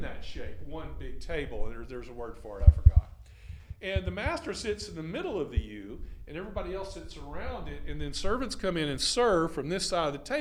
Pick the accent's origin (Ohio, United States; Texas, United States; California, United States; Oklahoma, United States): Texas, United States; I'm from Texas